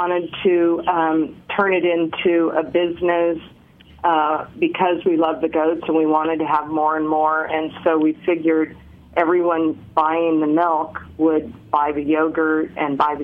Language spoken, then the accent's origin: English; Sebastopol, California, United States; also born or lived in Los Angeles, California; in the mid-1960s, I was born in Los Angeles, and my parents moved us to Northern California, Sonoma County, Sebastopol to be exact